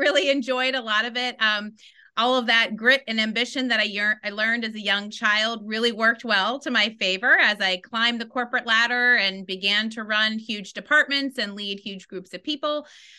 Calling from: Washington, District of Columbia, United States; I am calling in from Washington, D.C. this morning.

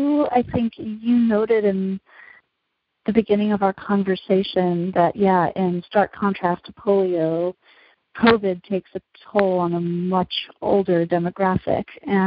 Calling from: Berkeley, California, United States; Like, I'm speaking from Berkeley, California right now, which is under a shelter-in-place order for 3 weeks.

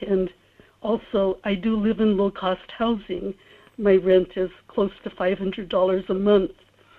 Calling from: Kodiak, Alaska, United States; in Kodiak.

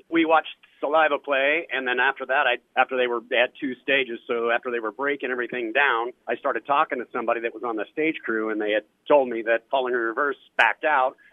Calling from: Des Moines, Iowa, United States; from uh, Des Moines.

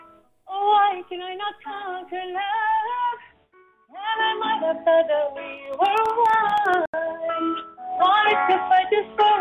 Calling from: Dubai, United Arab Emirates; Yes, I'm calling from Dubai.

